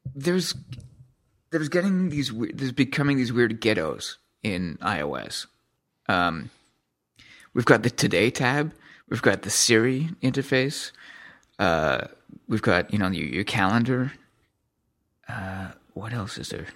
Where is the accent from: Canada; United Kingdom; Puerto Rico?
Canada; I'm from Canada